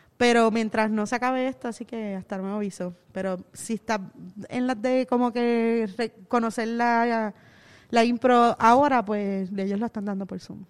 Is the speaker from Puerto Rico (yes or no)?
yes; Caguas, Puerto Rico; moved away as an adult; now in San Juan, Puerto Rico; Yo me crié en Cagua. Yo nací en San Juan, pero me crié en Cagua